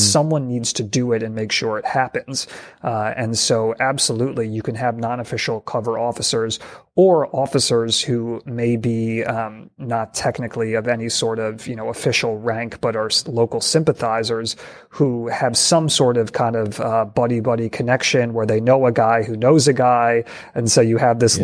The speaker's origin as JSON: {"language": "English", "region": "New York", "country": "United States", "tie": "born or raised there", "said": "my home state of New York"}